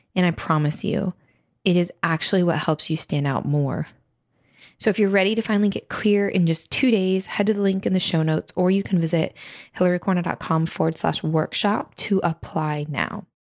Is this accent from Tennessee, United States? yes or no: no; Ohio, United States; born in Ohio